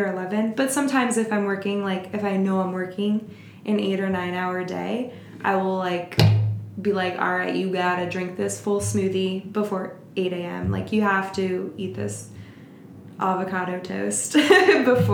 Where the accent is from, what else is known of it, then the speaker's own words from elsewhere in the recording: Florida, United States; now in Portland, United States; Growing up in Florida